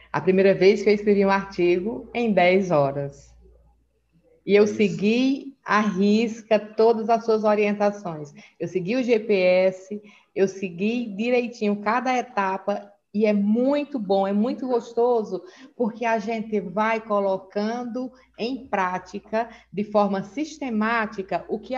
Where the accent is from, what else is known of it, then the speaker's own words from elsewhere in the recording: Northeast Region, Brazil; now in Manaus, Brazil; Eu sou do Nordeste, eu moro aqui em Manaus já há 18 anos.